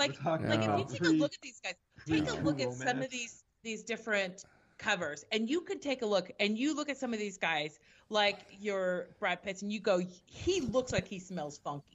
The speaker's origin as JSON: {"language": "English", "country": "Ireland", "said": "I'm from Ireland."}